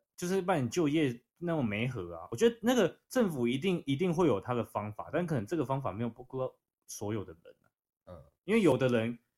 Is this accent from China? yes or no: no; Taiwan; 但我们台湾人不会这样想